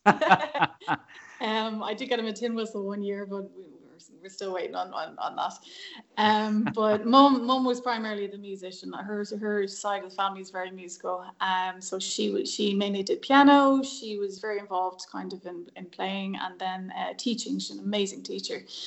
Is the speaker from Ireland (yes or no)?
yes; Dublin, Leinster, Ireland; I grew up in Dublin, um, in a place called Cabra, which is kind of North Dublin, the best part